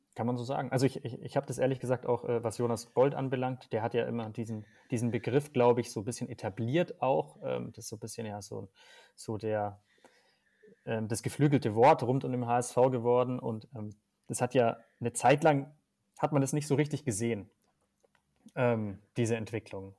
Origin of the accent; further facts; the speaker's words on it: Bavaria, Germany; ich komme aus Bayern